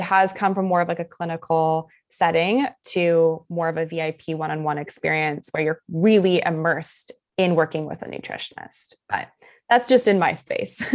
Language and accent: English; Canada; also born or lived in Germany; I was born in Germany and then I mm-hmm. was raised in Canada, kind of back and forth